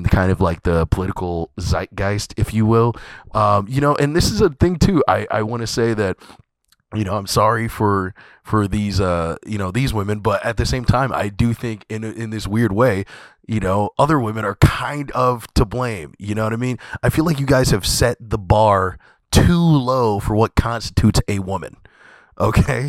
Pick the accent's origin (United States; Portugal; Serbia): United States; Scotch Plains, New Jersey; moved away; I am back here in Scotch Plains, New Jersey. If you guys know a little bit about me, this is my hometown. I'm actually in the room that I grew up in.